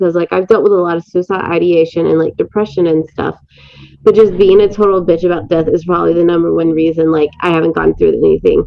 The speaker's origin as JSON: {"language": "English", "region": "the South", "country": "United States", "accent": "southern", "said": "The only accent I could possibly do is a southern accent. It's only because I'm from the South."}